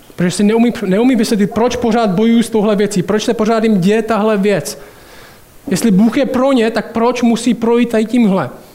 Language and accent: Czech; Šumperk, Olomouc Region, Czechia; moved away as an adult; also born or lived in United States; pořád bydlím v paneláku, ve kterým jsem vyrůstal tady v Šumperku